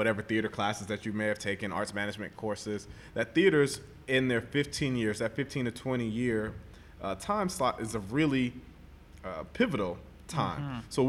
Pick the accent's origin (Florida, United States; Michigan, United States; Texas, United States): Florida, United States; moved away as an adult; also born or lived in U.S. Virgin Islands / Minneapolis; now in Atlanta, United States; I'm from the Virgin Islands, but I was raised in Florida